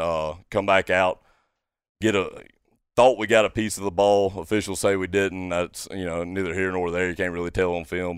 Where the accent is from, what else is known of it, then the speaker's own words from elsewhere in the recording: Brandon, Mississippi, United States; also born or lived in Monticello, Arkansas; now in Ocean Springs, United States; I'm originally from Brandon, Mississippi, um, born and raised there